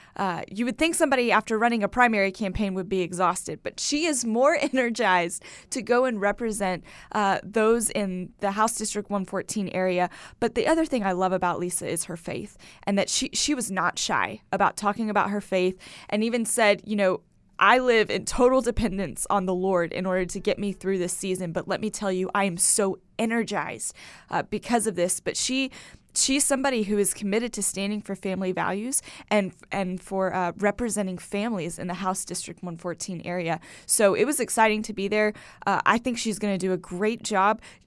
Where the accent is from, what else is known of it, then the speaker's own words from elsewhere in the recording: United States; as an American